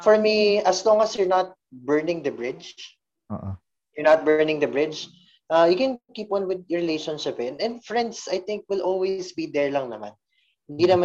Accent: San Jose del Monte, Central Luzon, Philippines; taga San Jose del Monte, Bulacan.

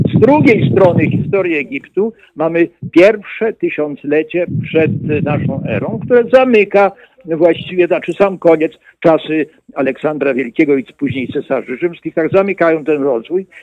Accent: Jasło, Subcarpathian Voivodeship, Poland; Ja się urodziłem pod sam koniec wojny, drugiej wojny światowej, na prowincji polskiej i pod koniec wojny Niemcy, wycofując się z Jasła, bo to było przedmieście Jasła na Podkarpaciu

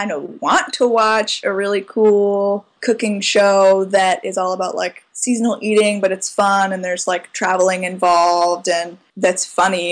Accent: Charlottesville, Virginia, United States; I'm from Charlottesville

